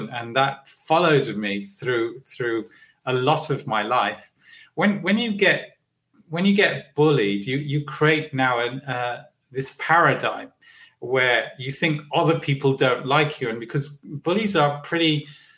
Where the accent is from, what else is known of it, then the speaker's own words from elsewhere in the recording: London, United Kingdom; I was born in Hackney, I think in a Salvation Army hospital